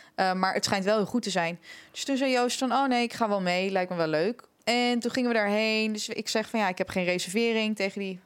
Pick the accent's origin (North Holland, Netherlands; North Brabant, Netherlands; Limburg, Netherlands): North Holland, Netherlands; Amsterdam; waar komen jullie vandaan? Dus ik zo ja, Amsterdam